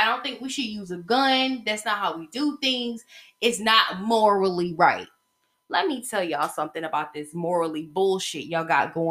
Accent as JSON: {"language": "English", "region": "the South", "country": "United States", "said": "I'm from the South and we appreciate our Second Amendment rights."}